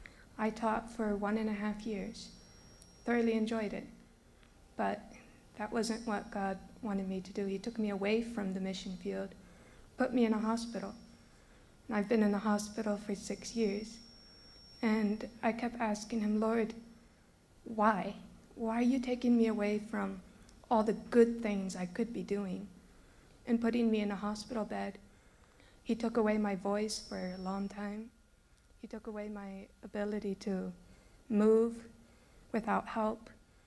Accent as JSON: {"language": "English", "country": "Brazil", "tie": "born or raised there", "said": "I grew up in Brazil, and I longed to, like my parents, be a missionary."}